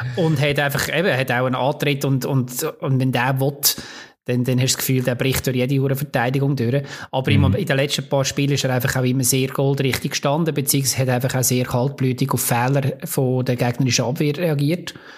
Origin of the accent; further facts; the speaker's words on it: Lucerne, Switzerland; als Luzerner